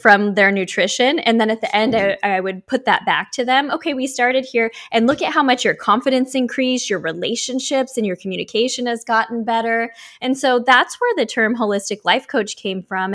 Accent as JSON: {"language": "English", "region": "Oregon", "country": "United States", "tie": "born or raised there", "moved": "yes", "lives_now": "Miami Beach, United States"}